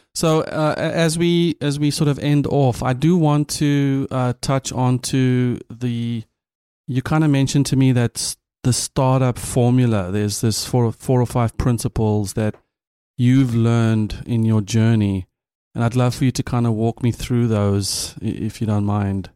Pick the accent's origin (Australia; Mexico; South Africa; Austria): South Africa; as a South African